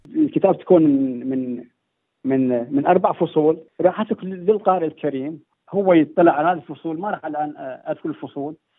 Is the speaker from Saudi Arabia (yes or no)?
no; Iraq; now in Sydney, Australia; باني عراقي